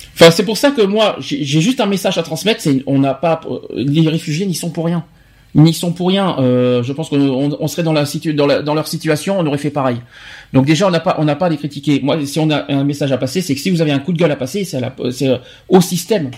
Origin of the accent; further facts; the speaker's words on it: France; chez nous en France